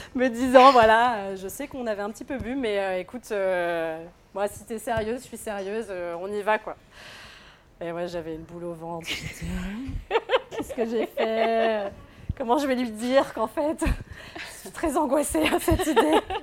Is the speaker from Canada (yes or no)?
no; Normandy, France; moved away as an adult; also born or lived in Angers; now in Paris, France; je suis née en Normandie, pas très loin de là où on va faire la ferme